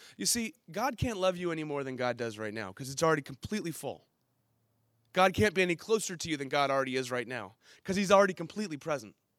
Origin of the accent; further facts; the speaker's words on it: San Diego, California, United States; I grew up in Ocean Beach, I would actually go back to Illinois for summers